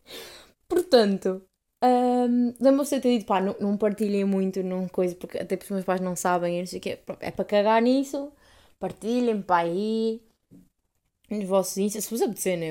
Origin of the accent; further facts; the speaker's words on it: Portugal; eu digo que sou de Portugal